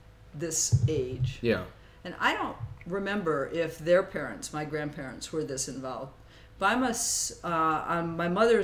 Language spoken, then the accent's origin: English; East Coast, Connecticut, United States; now in Forest Grove, United States; I grew up on the East Coast